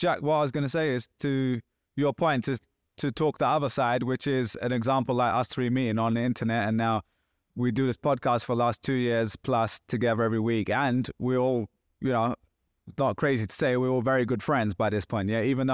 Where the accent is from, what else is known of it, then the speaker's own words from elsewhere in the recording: England, United Kingdom; Like, oh, I'm English. I say mate too.